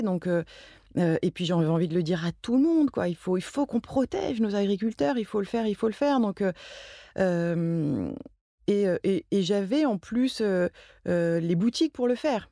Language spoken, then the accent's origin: French; Marseille, Provence-Alpes-Côte d'Azur, France; moved away as an adult; now in Paris, France; j'ai grandi euh, surtout à Marseille. Mais je suis pas marseillaise parce que c'est très important de le dire pour les Marseillais.